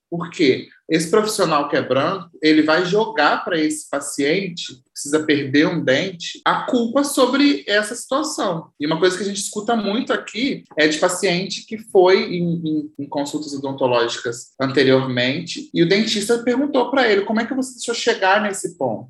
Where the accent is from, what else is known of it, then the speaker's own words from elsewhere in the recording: Valença, Rio de Janeiro, Brazil; A gente é da mesma cidade, eu também sou da cidade de Valença